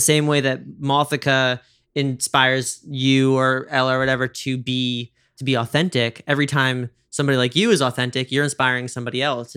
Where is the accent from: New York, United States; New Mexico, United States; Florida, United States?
New York, United States; Westchester; I'm from Westchester